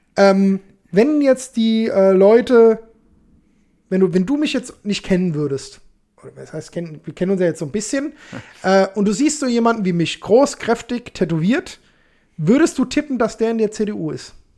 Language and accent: German; Alzenau, Bavaria, Germany; also born or lived in Hanau; Ich komme aus Hanau, fertig. Ich meine, ursprünglich komme ich aus Hörstein, ne, bei ja. Alzenau, aber ja ich bin Hanauer, fertig.